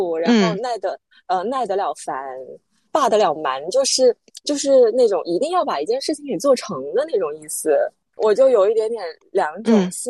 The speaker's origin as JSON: {"language": "Chinese", "town": "Guangzhou", "region": "Guangdong", "country": "China", "tie": "born or raised there", "also_born_or_lived": "Hunan (ancestral home)", "said": "我在广州出生长大，但我老家是湖南的。"}